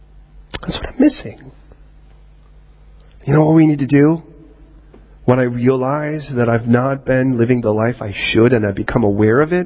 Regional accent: United States; moved away as an adult; now in United Kingdom; I don't view myself as American. I view myself now as Britannican

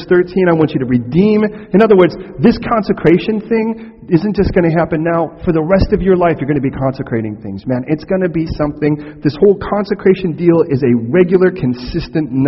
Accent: United States; I'm American

